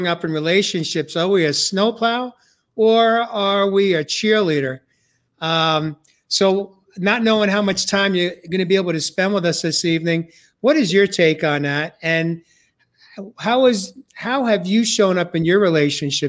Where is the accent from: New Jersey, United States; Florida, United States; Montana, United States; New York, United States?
New York, United States; growing up in New York